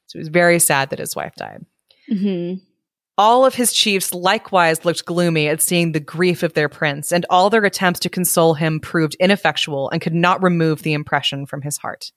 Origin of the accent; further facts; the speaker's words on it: United States; I'm American